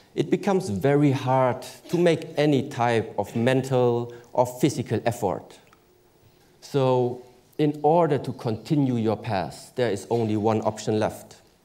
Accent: Germany; I was born in Germany

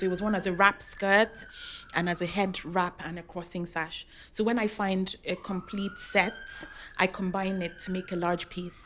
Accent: Rivers State, Nigeria; moved away; also born or lived in Lagos; I'm from River State, and some some of the fabrics we we wear have animal heads on them

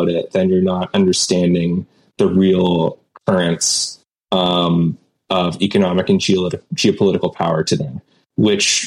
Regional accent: Canada; I'm Canadian, but we get a lot of American culture here.

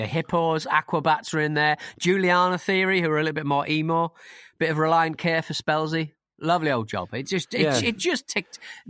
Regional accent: Scotland, United Kingdom; As a Scot, it makes me extremely angry as to how we were portrayed in this bargain bin rubbish.

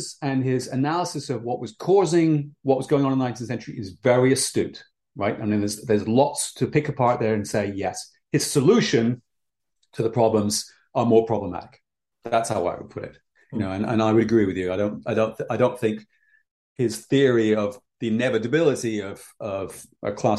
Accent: England, United Kingdom; I grew up in England.

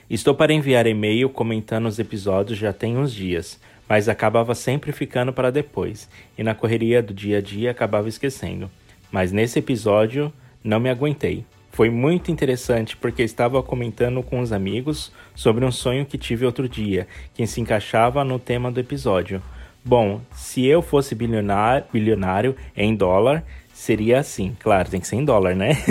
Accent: Minas Gerais, Brazil; Como sou do interior de Minas, os parques itinerantes de que, visi que visitam a cidade sempre eram parada obrigatória

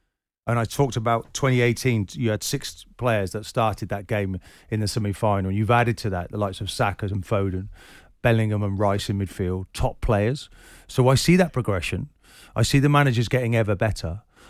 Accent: Scotland, United Kingdom; as a Scotsman, you give your eye teeth to achieve what we achieved in the World Cup.

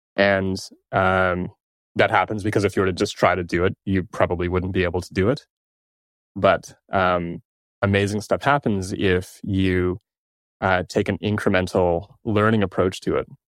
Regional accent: Toronto, Ontario, Canada; I'm from Toronto

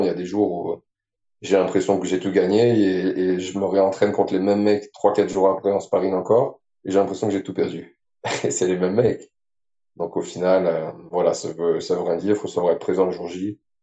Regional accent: France; moved away as an adult; je suis français, j'ai grandi ici. Et j'ai déménagé euh, de l'autre côté de la planète

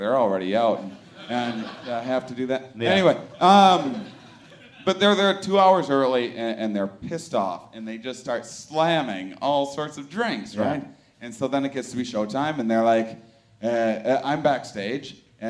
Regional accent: Wisconsin, United States; moved away; also born or lived in Boston; I'm not from a city, that's why I'm from Wisconsin, that's why you can probably hear. Like, where is that? It's Wisconsin. I'm not Canadian.

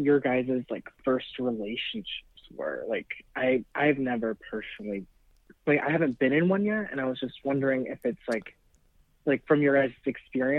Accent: near Seattle, Washington, United States; Like Washington, like by Seattle, like. But like 45 minutes away

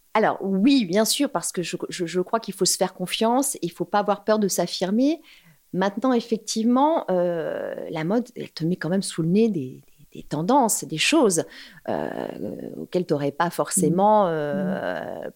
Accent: Paris, Île-de-France, France; je suis une Parisienne

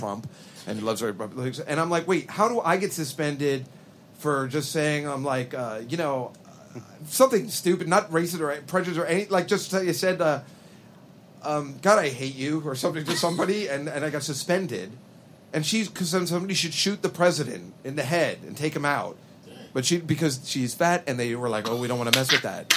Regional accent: New Jersey, United States; Being a Jersey boy myself

